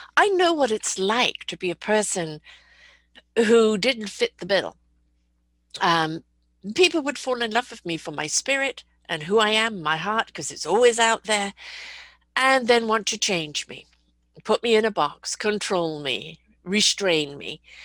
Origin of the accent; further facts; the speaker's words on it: United Kingdom; I'm a British person